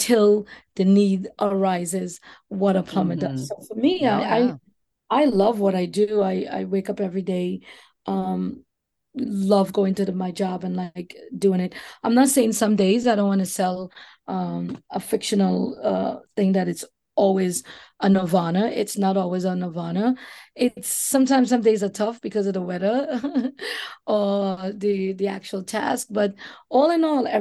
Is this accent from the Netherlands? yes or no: no; Trinidad & Tobago; moved away as an adult; now in New York City, United States; growing up in the beautiful Twin Islands of Trinidad and Tobago